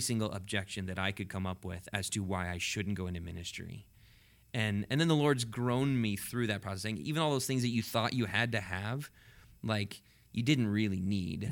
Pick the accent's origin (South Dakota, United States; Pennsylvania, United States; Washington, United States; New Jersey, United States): Washington, United States; Cashmere; also born or lived in California; I grew up in Kashmir, but went to the Leavenworth Church